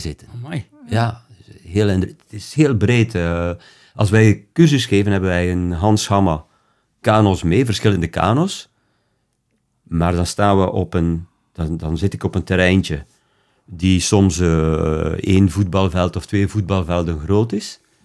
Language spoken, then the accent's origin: Dutch; Belgium; bij ons in België